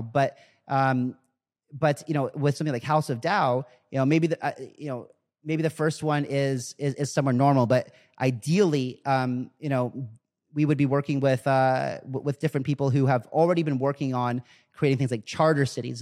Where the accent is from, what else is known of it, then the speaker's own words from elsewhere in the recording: United States; I'm born in America, so I'm American.